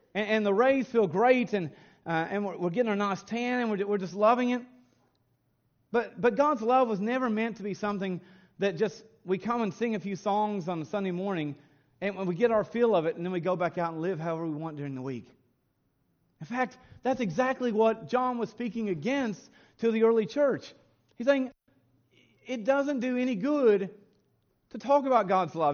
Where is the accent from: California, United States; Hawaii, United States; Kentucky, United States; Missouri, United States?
Kentucky, United States; growing up in Kentucky